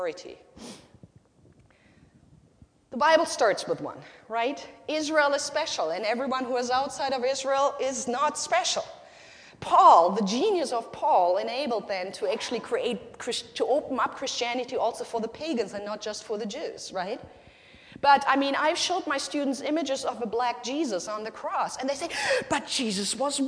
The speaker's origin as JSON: {"language": "English", "country": "Germany", "first_language": "German", "second_language": "English", "moved": "yes", "lives_now": "United States", "said": "my country, in Nazi Germany"}